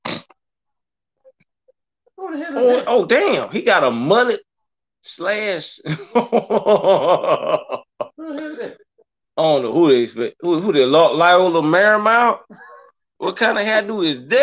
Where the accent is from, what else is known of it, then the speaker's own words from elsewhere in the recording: South Carolina, United States; I'm from South Carolina, man. I'm just Clemson, just right at the road for me